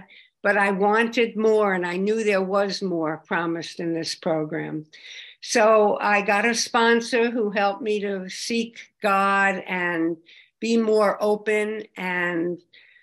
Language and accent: English; Long Island, New York, United States; I come from Long Island, and we had a great fellowship there